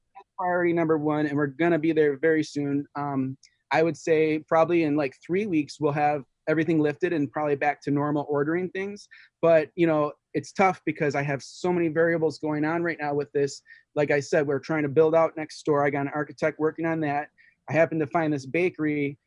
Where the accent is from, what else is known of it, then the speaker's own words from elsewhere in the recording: Detroit, Michigan, United States; I was born in Detroit, and you know, I, I was only there to third grade